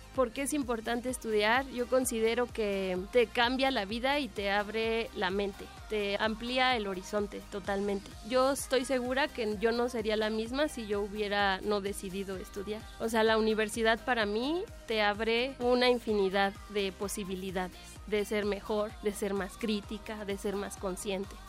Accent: Mexico City, Mexico; Nací en la Ciudad de México el 7 de julio de 1987.

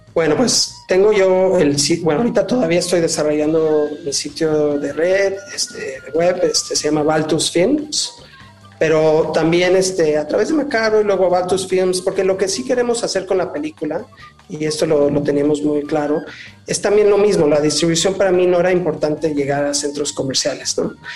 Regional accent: Mexico; moved away; also born or lived in Los Angeles; Yo nací en México, regresé a México, ya llevo varios años aquí

